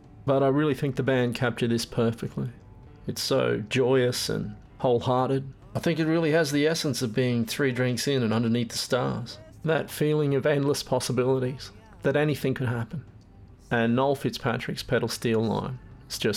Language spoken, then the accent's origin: English; Brisbane, Queensland, Australia; I play in a band called Halfway. We're from Brisbane